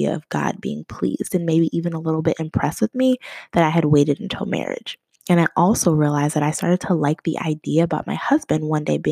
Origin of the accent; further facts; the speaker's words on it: Boston, Massachusetts, United States; also born or lived in New Jersey; now in Indianapolis, United States; I'm originally from Boston